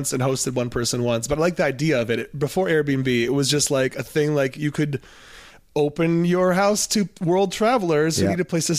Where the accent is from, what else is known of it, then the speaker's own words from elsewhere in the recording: Ann Arbor, Michigan, United States; I grew up in the town where Domino's started and where the headquarters are, so I didn't know that The Noid was a creation of some like advertising company in my hometown of Ann Arbor, Michigan.